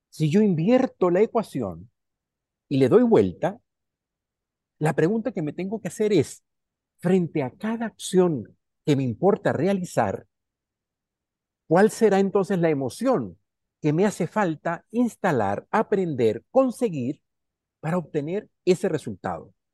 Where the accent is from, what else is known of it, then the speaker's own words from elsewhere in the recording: Chile; also born or lived in Venezuela; yo soy chileno y soy venezolano. Entonces se me, sale el Caribe en mi alegría y la tristeza en mi ser de la sierra también. Soy de la cordillera, mi corazón es cordillera.